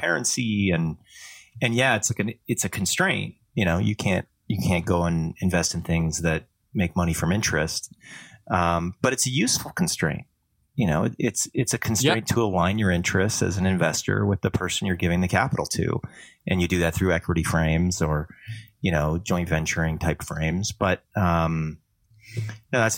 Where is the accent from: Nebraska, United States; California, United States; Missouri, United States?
California, United States; also born or lived in Canada; I grew up in California